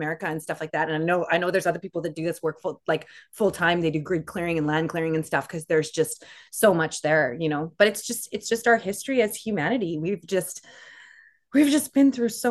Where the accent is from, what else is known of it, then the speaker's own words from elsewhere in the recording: Canada; we're Canada